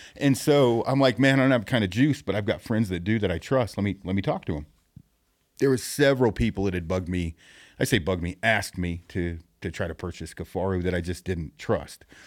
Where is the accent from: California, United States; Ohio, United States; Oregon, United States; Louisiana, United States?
Oregon, United States; Detroit Lake; my hometown is Detroit Lake, Oregon, which most people, it's two hundred people